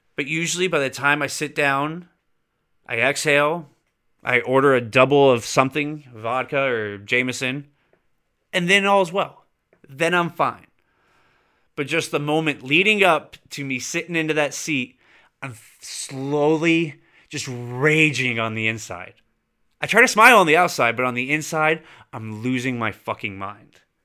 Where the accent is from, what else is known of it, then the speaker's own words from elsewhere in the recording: California, United States; also born or lived in Florida / Kentucky / Texas; growing up in California my whole life